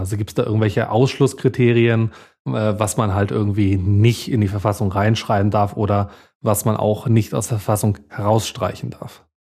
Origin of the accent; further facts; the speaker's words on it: Bavaria, Germany; bei uns in Bayern